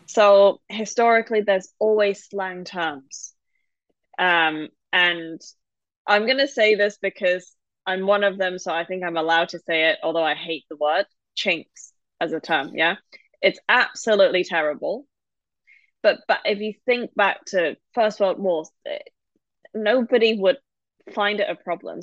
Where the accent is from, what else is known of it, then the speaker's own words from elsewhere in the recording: Hong Kong; now in United Kingdom; I grew up there